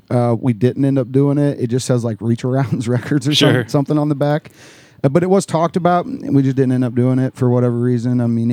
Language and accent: English; Mountain View, Missouri, United States; I'm from Mountain View, Missouri.